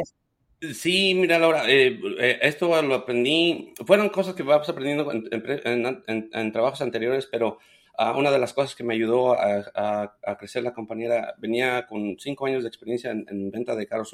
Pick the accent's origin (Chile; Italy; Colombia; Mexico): Mexico; Ucareo, Michoacán; moved away as an adult; now in United States; soy originario de Michoacán. El pueblo se llama Ucareo.